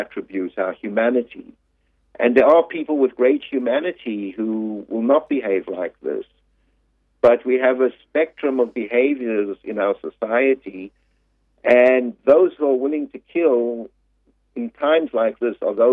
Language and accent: English; South Africa; moved away as an adult; now in United States; I was born in South Africa and I lived there for the first 30 years of my life.